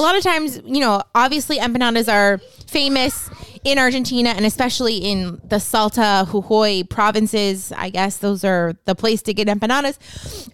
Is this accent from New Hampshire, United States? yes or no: no; Northeast Pennsylvania, United States; moved away; I grew up in Northeast P